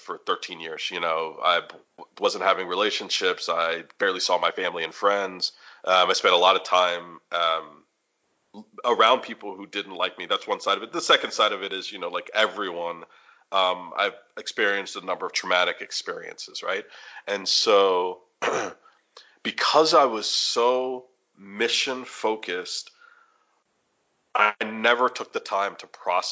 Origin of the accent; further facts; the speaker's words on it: United States; also born or lived in Chicago / Washington, D.C.; now in Kansas City, United States; being Roman Catholic or about being American